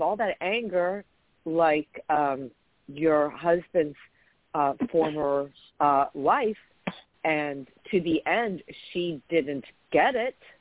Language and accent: English; New York, United States; I'm a chick from New York.